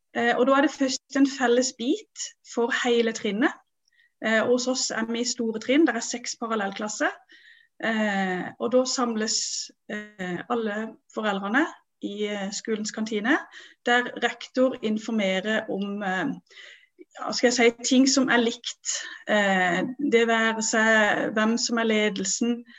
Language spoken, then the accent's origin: Norwegian; Vennesla, Agder, Norway; jeg kommer fra Vennesla